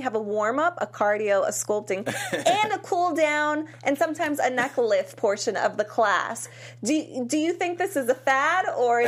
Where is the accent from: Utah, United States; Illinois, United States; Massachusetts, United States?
Massachusetts, United States; Worcester; I'm from Worcester, Massachusetts.